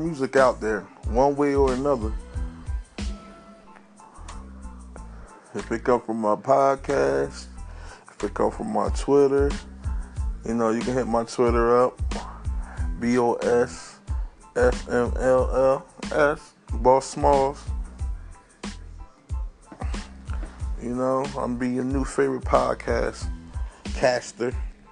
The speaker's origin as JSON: {"language": "English", "region": "New Jersey", "country": "United States", "said": "I'm from South Jersey"}